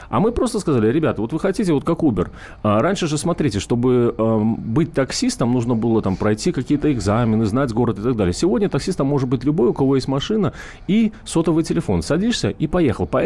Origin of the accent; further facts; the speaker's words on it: Moscow, Russia; А все деньги мы, это москвичи, мы, мы занимаемся фандрейзингом